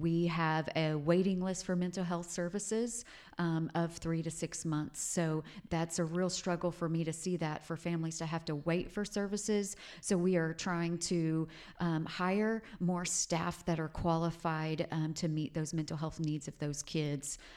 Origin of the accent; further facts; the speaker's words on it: Hobart, Oklahoma, United States; Growing up in Southwest Oklahoma was just a, a super humble place to grow up in Hobart, Oklahoma